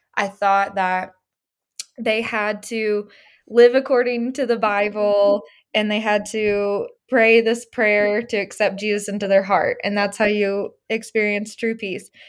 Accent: Little Rock, Arkansas, United States; moved away as an adult; now in Los Angeles, United States; I grew up in Little Rock, Arkansas

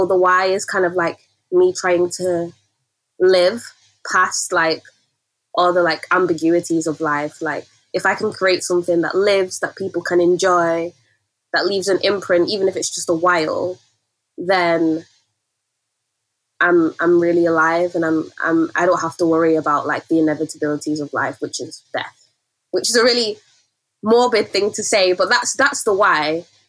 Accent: Nigeria; And I feel like as a Nigerian, storytelling is also really important to our culture and the way we navigate the world.

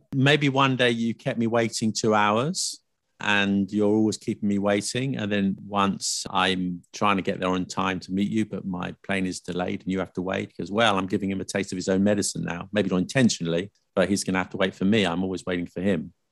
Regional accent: United Kingdom; I'm British

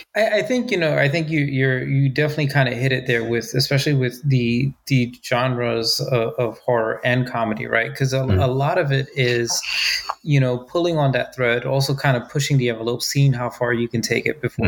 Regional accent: United States; being an American who's traveled abroad

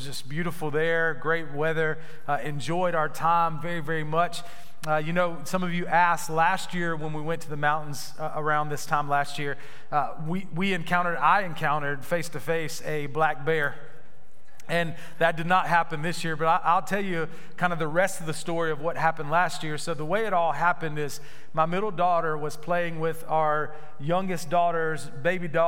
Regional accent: Florida, United States; now in Apex, United States; I grew up in Florida

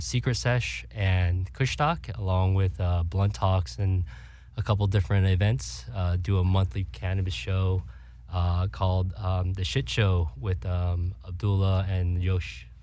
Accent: California, United States; born and raised in Cali

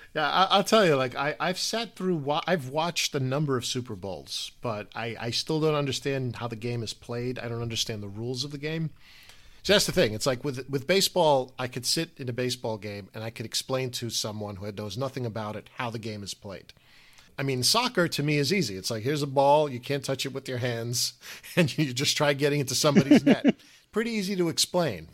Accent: United States

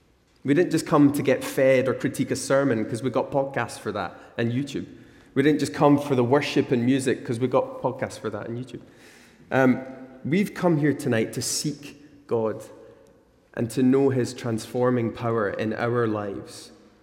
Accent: Glasgow, Scotland, United Kingdom; moved away; I came from Glasgow, where unlike Australia, the spiders don't kill you if they bite you. And the sun is unlikely to kill you in Scotland.

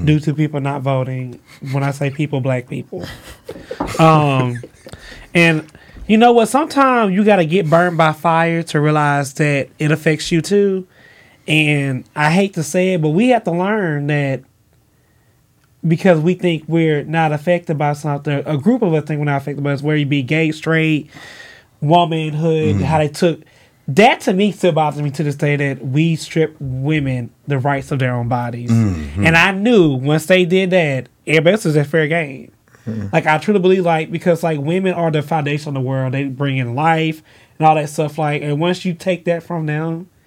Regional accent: Gulfport, Mississippi, United States; now in Atlanta, United States; back at home, Mississippi, I'm from Gulfport

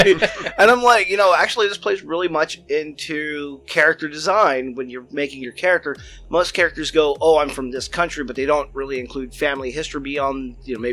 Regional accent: United States; We're Americans

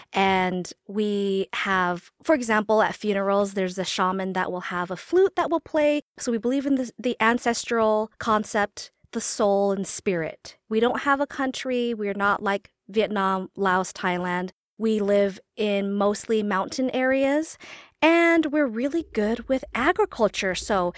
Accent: Salt Lake City, Utah, United States; That's where my parents are from. They're from Vietnam and Laos. Okay. And I was born and raised in Utah, good old Mormon state.

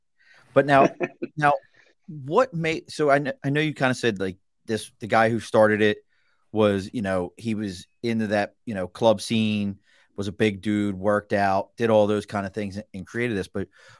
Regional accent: Baltimore, Maryland, United States; moved away; Where I grew up in Baltimore is just insanity traffic.

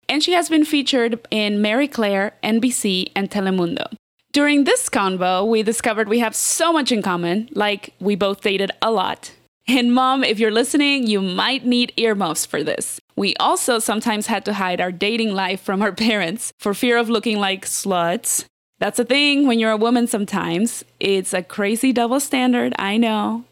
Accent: Mexico City, Mexico; I'm from Mexico

